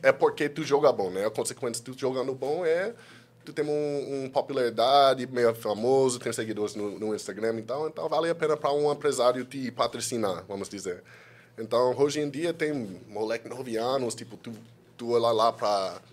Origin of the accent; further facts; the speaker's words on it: California, United States; Portuguese is a second language; moved away as an adult; also born or lived in Washington DC; now in Brazil; eu sou de Califórnia, sou dos Estados Unidos